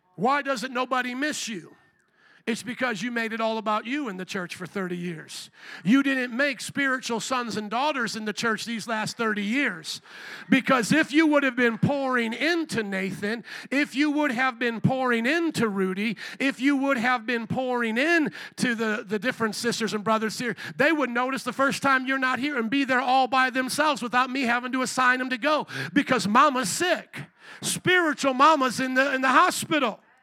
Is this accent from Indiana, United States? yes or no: yes; Indiana, United States; moved away as an adult; also born or lived in Louisiana; I was a boy from Indiana